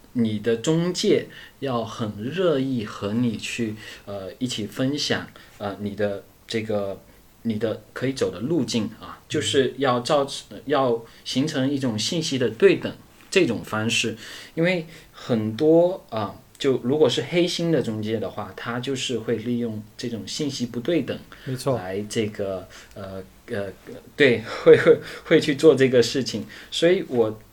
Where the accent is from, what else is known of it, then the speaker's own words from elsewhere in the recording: Fuzhou, Fujian, China; 我是出生在福建，呃，福州这边，然后呢，呃，实际上我们福建这边也是比较著名的侨乡，所以，呃，从小就有一颗向南洋的心